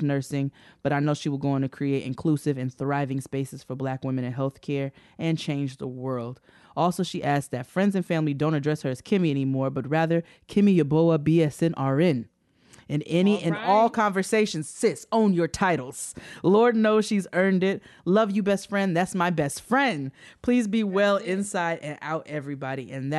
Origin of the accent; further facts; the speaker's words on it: New York, United States; I'm from New York, Westchester County.